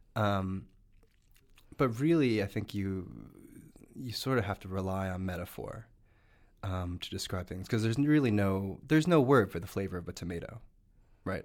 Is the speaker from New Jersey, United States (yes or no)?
yes; New Jersey, United States; I grew up in New Jersey